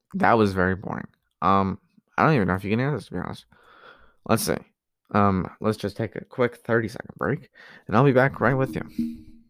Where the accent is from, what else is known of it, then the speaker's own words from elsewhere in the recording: New Jersey, United States; I come from the East Coast in Jersey.